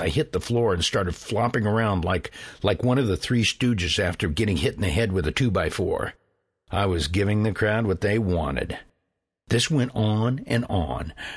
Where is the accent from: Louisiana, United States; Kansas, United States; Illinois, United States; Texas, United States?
Illinois, United States; Carrollton; I grew up in Carrollton, Illinois, on the farm.